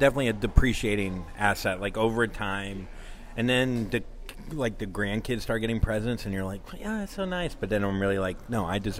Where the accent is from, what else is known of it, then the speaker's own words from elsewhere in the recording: Florida, United States; I'm from Florida.